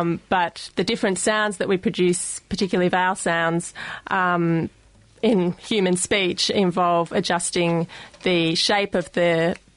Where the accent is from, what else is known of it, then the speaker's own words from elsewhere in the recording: Australia; accent: Australian; my Australian accent